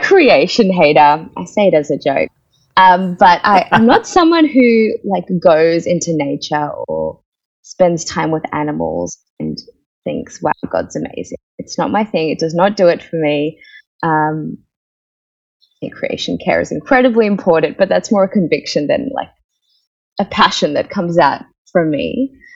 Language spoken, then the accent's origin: English; Australia; accent: Australian; also born or lived in India; I am an Australian, I'm an Indian Australian. Uh, my family moved to Australia when I was four.